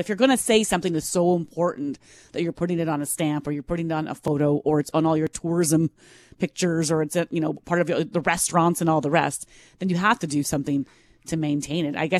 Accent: Minnedosa, Manitoba, Canada; born or raised there

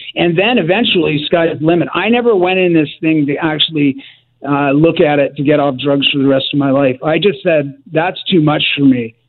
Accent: Richmond, British Columbia, Canada; I grew up in in Richmond, uh, BC

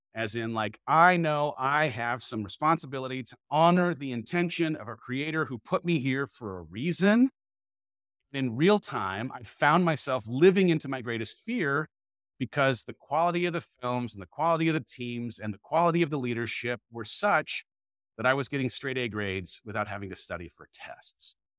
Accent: California, United States; moved away as an adult; now in Dripping Springs, United States; I moved my family from California, where we'd lived our entire life, to just outside of Austin, Texas, Dripping Springs

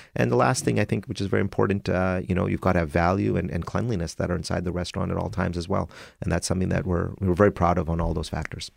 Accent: Winnipeg, Manitoba, Canada; growing up on Winnipeg Avenue and McDermott

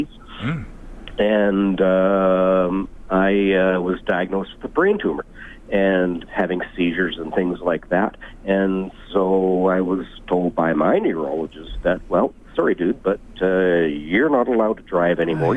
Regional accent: New Jersey, United States; I grew up in New Jersey

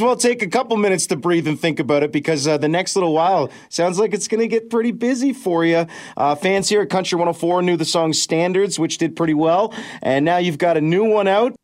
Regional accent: London, Ontario, Canada; right here in my hometown of London

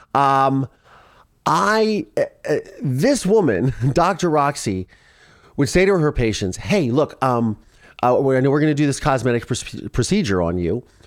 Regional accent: Ohio, United States; moved away; also born or lived in Philadelphia; I'm from Ohio.

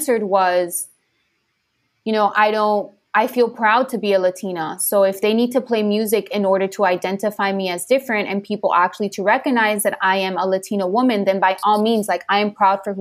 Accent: Miami, Florida, United States; I grew up in Miami

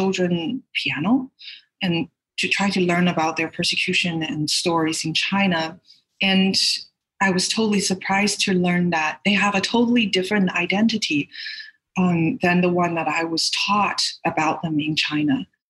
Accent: Canada; now in United States; I'm a Canadian actress. I live in the States right now.

